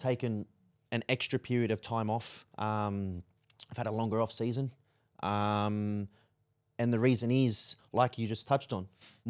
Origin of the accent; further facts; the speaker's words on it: Australia; My life is Australia. I am Australian.